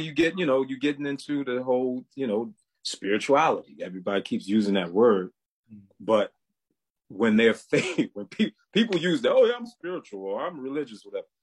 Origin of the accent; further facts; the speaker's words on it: Baltimore, Maryland, United States; now in High Point, United States; I'm originally from Baltimore, Maryland, but I'm currently living in uh, High Point, North Carolina